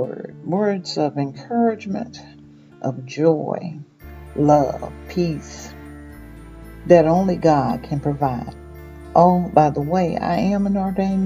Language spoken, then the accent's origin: English; Mississippi, United States; moved away; I was born and raised in Mississippi, but I have traveled and lived in many places.